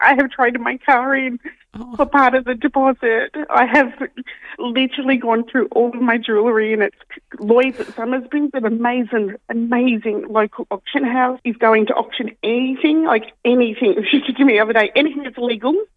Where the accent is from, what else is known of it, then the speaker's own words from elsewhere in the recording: Sydney, New South Wales, Australia; now in Davistown, Australia; I'm from Western Sydney